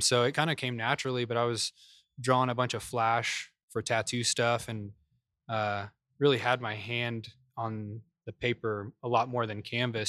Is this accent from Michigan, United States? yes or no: no; Kansas, United States; moved away as an adult; also born or lived in California; now in Dallas, United States; we got transferred to Kansas mm-hmm. when I was like four or five